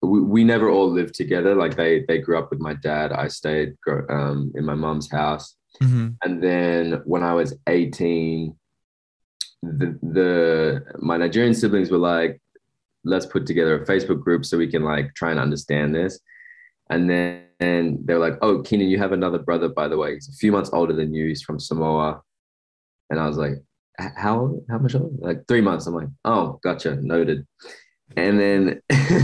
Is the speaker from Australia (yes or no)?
yes; Sydney, New South Wales, Australia; moved away as an adult; also born or lived in Los Angeles; I'm from Western Sydney in like a small hood called St. Mary's.